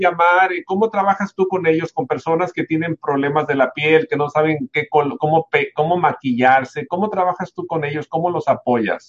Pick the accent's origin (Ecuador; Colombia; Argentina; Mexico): Mexico; en México yo soy mexicano